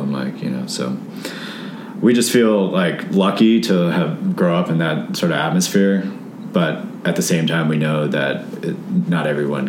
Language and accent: English; Hyattsville, Maryland, United States; also born or lived in Denver, Colorado; moved to Hyattsville, Maryland, when I was like 2.5. I feel like I'm from Hyattsville, though, you know. Grew up there, went to school, Hyattsville Elementary, Hyattsville Middle School.